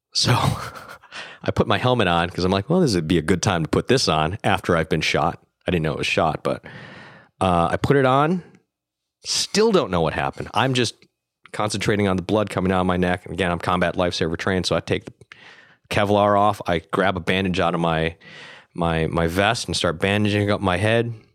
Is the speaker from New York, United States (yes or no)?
yes; Buffalo, New York, United States; moved away as an adult; also born or lived in Vietnam; now in Los Angeles, United States; I was born in Vietnam, but I was being raised in Buffalo, New York